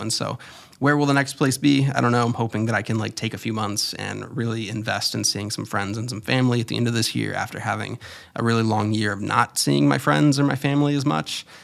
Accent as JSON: {"language": "English", "region": "Florida", "country": "United States", "tie": "born or raised there", "also_born_or_lived": "New York City", "moved": "yes", "said": "I was born in Florida and raised there and then lived in New York."}